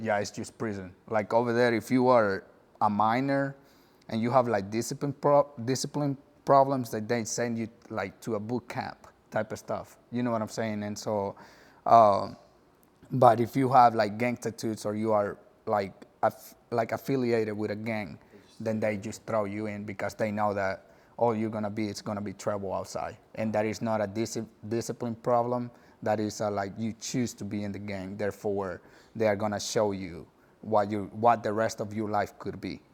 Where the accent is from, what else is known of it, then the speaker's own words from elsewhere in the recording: El Salvador; English is a second language; moved away as an adult; also born or lived in Puerto Rico; now in North Texas, United States; I moved to El Salvador whenever I was little